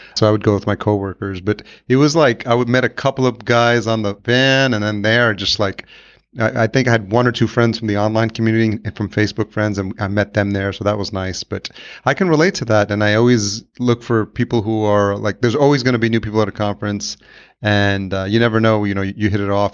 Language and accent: English; New York, United States; I'm originally from New York, I grew up there